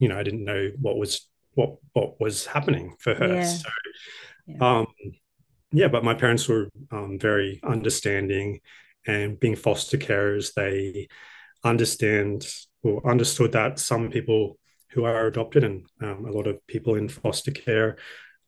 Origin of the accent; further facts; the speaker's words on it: Brisbane, Queensland, Australia; also born or lived in Sydney; I'm from Brisbane originally, grown up here most of my life, and I lived in Sydney for a few years.